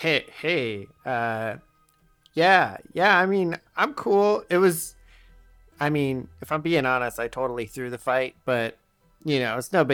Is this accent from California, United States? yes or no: yes; California, United States; Yeah, you know, I'm from California.